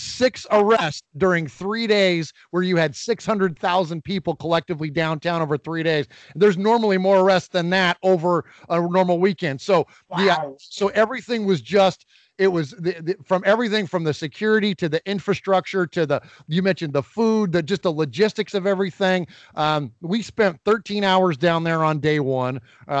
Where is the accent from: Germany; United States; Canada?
United States; Bay Area, California; now in Middle Tennessee, United States; I'm very proud to be a resident of Middle Tennessee at this point in my life. I'm originally from the Bay Area, and that's where I grew up a Raider fan. But I relocated here, and it's a great place to live.